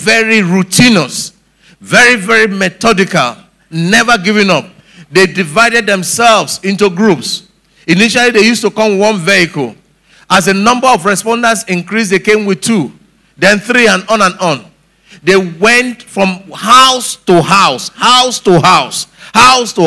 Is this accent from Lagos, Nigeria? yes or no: yes; Lagos, Nigeria; growing up in Lagos here